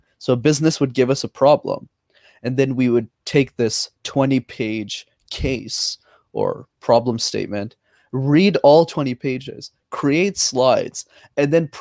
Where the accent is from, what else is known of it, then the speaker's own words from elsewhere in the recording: Montreal, Quebec, Canada; I'm born and raised in Montreal